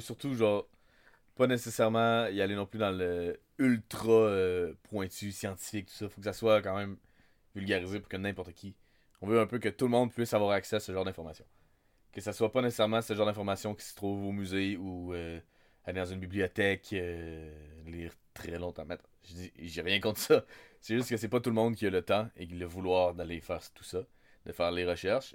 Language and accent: French; Wendake, Quebec, Canada; je suis né à Wendake. Je suis un Wendat de Wendake. Euh, j'ai grandi toute ma vie à Wendake